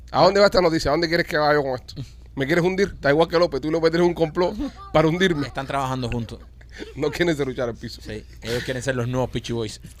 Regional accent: Cuba; moved away; yo me acuerdo cuando yo vine de Cuba, yo vine con un parol, yo no vine con, residencia, no tenía papeles.

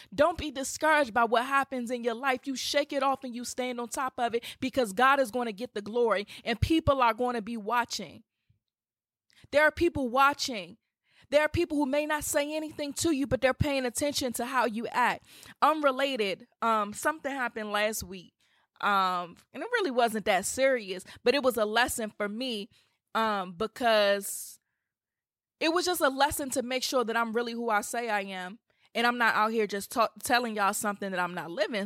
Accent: Washington, District of Columbia, United States; come to D C. I would love to meet you guys in my hometown

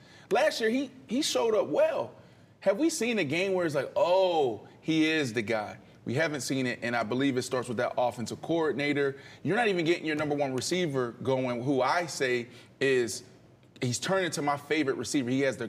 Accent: Pittsburgh, Pennsylvania, United States; I'm from Pittsburgh.

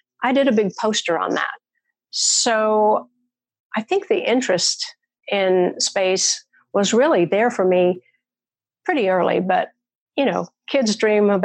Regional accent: Murfreesboro, Tennessee, United States; I live in my hometown

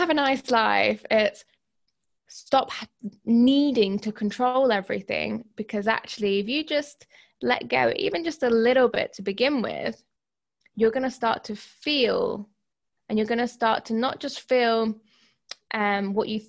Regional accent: Greece; I'm half Greek. I was brought up in Greece.

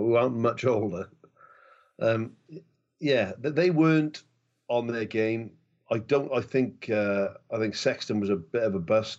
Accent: Wales, United Kingdom; being a Welshman

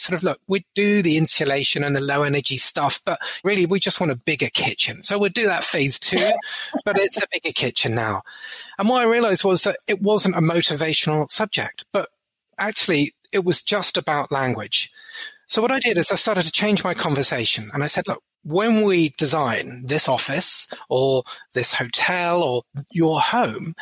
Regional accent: Brighton, South East England, United Kingdom; I grew up in Brighton in England

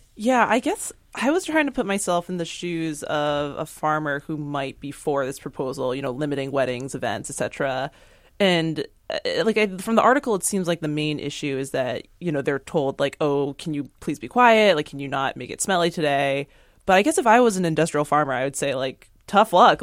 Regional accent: East Coast, United States; now in Seattle, United States; I'm from the East Coast

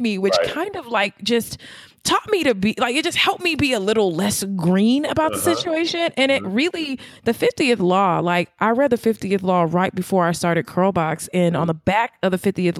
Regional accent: Los Angeles, California, United States; I'm from Los Angeles

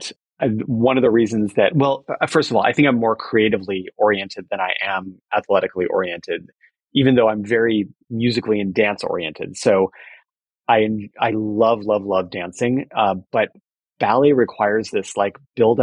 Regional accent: Fullerton, California, United States; I grew up in Fullerton, California.

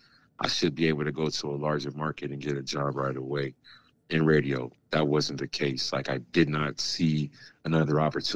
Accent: Jacksonville, Florida, United States; born there; also born or lived in San Diego; I was born here in Jacksonville, Florida, but my dad was in the military, so we moved around just a little bit, but we ended up pretty much spending the last part of his career in San Diego, California

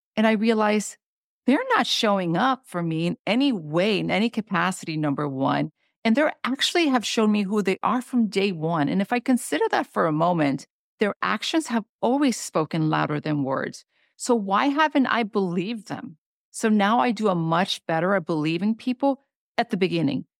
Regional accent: Honduras; moved away; I come from Honduras. That's a third world country.

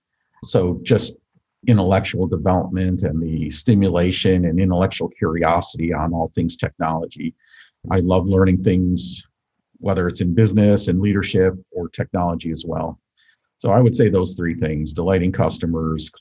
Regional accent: Buffalo, New York, United States; I grew up outside of Buffalo, New York

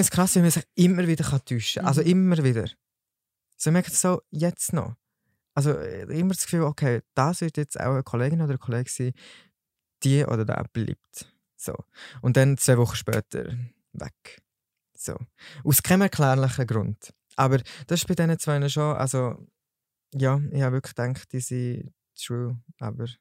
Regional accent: Solothurn, Switzerland; ich bin 21 und komme von Solothurn

